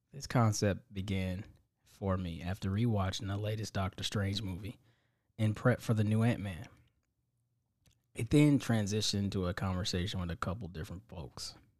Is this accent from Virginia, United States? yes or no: no; Indiana, United States; I'm from Indiana